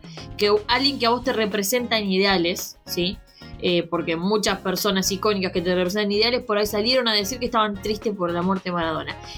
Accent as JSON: {"language": "Spanish", "country": "Argentina"}